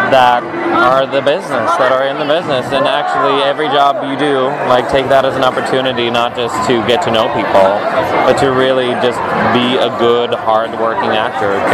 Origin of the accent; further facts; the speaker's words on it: South Africa; moved away as an adult; now in Los Angeles, United States; I'm an actor from South Africa that's now been living in LA for three years and in America for 10 years.